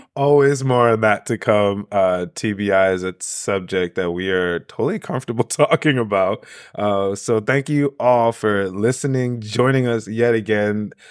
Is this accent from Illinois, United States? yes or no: no; New York, United States; I'm a New Yorker